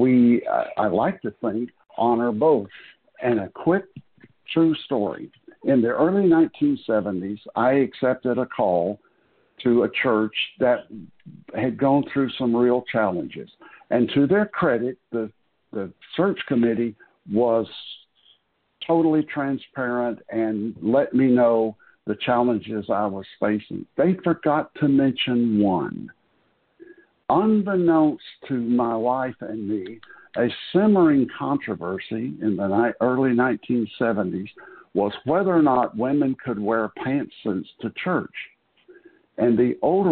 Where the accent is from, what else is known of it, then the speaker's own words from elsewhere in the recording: Florida, United States; When I grew up in Florida